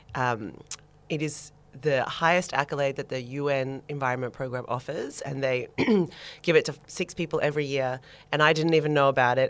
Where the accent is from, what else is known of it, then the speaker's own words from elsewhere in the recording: Sydney, New South Wales, Australia; moved away as an adult; also born or lived in Melbourne / New York; I was born in Sydney